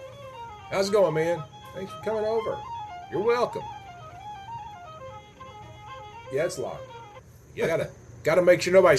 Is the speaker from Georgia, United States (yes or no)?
yes; Smyrna, Georgia, United States; growing up in Smyrna was kind of an interesting thing. And, of course, that was a long time ago.